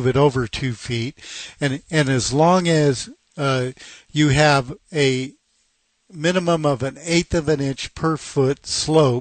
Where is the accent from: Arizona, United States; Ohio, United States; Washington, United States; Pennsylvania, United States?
Washington, United States; Seattle; I was born and raised in Seattle